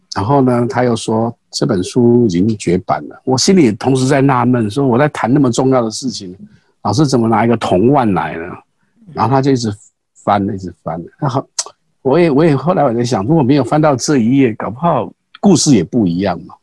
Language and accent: Chinese; Pingxi, New Taipei, Taiwan; 我是平西人。嗯。在我们那个年代的时候，平西的妈，阿嬷的妈妈哦，都嗯。 都会做这些东西，让小孩子玩，因为我们很穷